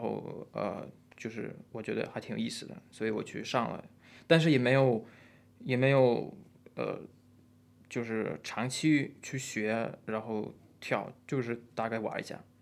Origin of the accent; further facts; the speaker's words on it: Russia; Chinese is a second language; moved away as an adult; also born or lived in Shenzhen, China; now in China; 我出生和长大都是在比较冷的一个地方，冷的地方